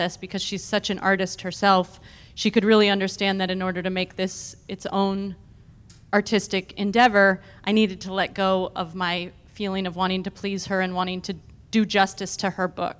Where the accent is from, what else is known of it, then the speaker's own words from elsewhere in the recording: East Bay, California, United States; moved away; I grew up in the East Bay, and so it was like returning home to make my first movie